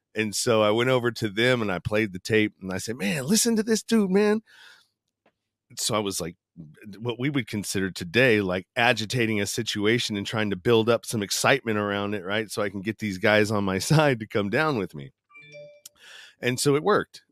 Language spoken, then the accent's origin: English; East Bay, Northern California, United States; I grew up in a small suburb of, uh, Northern California in the East Bay, uh, close to San Francisco, probably thirty minutes outside of the city, uh, going east